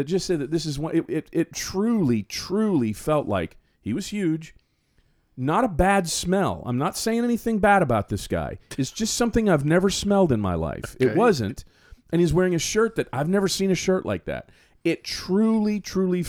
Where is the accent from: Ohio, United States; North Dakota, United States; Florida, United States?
Florida, United States; I'm from here. And he goes, from where? And I said, from Florida.